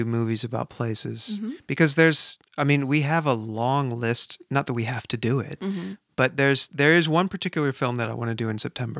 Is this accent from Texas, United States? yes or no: no; San Francisco, California, United States; That's my hometown.